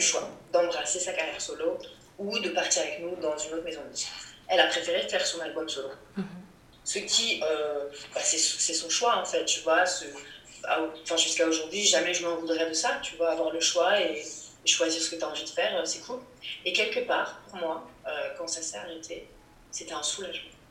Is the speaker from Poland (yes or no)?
no; Rennes, Brittany, France; à Rennes, dans ma ville natale, quand j'étais ado